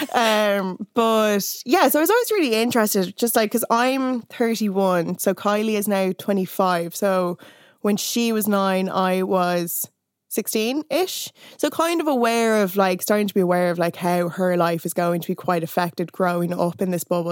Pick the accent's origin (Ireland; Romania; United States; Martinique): Ireland; growing up in Ireland